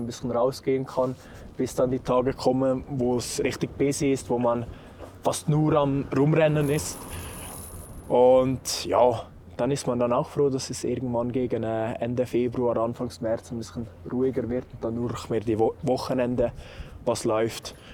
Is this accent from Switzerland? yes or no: yes; Saas Valley, Valais, Switzerland; moved away as an adult; now in Lenzerheide, Switzerland; ursprünglich komme ich aus dem schönen Saastal im Wallis